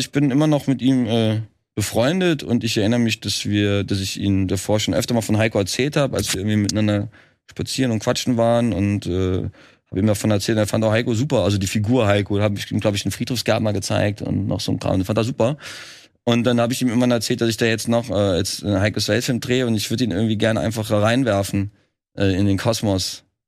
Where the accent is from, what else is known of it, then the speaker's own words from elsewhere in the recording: Trier, Rhineland-Palatinate, Germany; moved away as an adult; now in Berlin, Germany; ich bin ja selber auch gar nicht aus Berlin. Ich komme ja eigentlich aus Trier, was ja auch wieder ganz weit weg ist. Und äh, wohnt zwar jetzt seit elf Jahren in Berlin